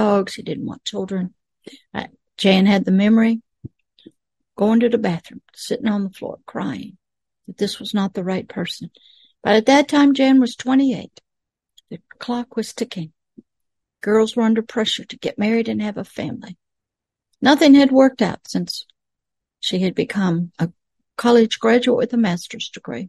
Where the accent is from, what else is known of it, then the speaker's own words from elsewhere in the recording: the South, United States; Most Southerners weren't like that, but I was